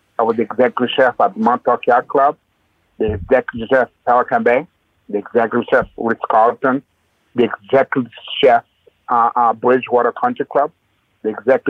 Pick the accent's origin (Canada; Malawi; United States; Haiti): Haiti; Well, my background, I was born and raised in Haiti, in Haiti at the time growing up, milk wasn't allowed in the kitchen.